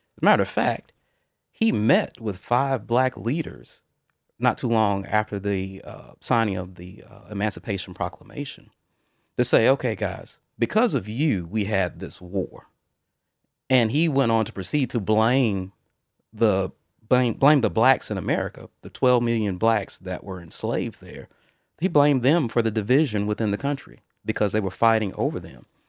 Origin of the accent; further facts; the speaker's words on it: Mobile, Alabama, United States; I was born and raised in Mobile, Alabama, uh, on the Gulf Coast